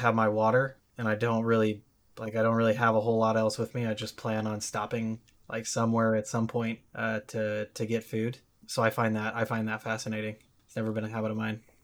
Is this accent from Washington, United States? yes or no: yes; Washington, United States; I'm from Washington State